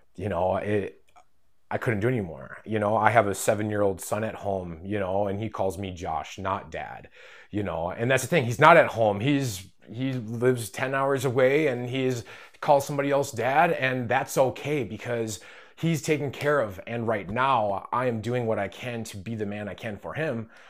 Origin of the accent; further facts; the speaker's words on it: Rhinelander, Wisconsin, United States; I'm from Rhinelander, Wisconsin.